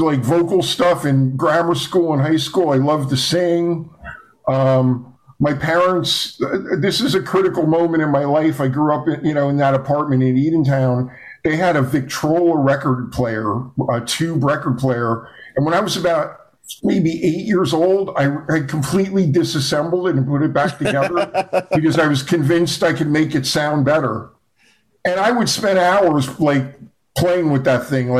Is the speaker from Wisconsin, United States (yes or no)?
no; Eatontown, New Jersey, United States; born or raised there; also born or lived in Asbury Park, New Jersey